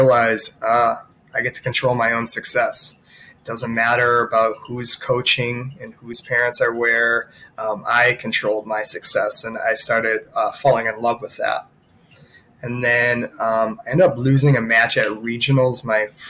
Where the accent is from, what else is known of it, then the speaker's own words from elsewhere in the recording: Monroe, Wisconsin, United States; my family and I moved to Monroe when I was in second grade